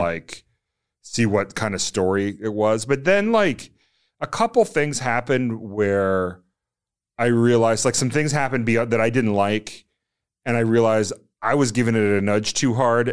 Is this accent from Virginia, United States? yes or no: yes; Virginia, United States; moved away as an adult; also born or lived in Washington, D.C.; I grew up in Virginia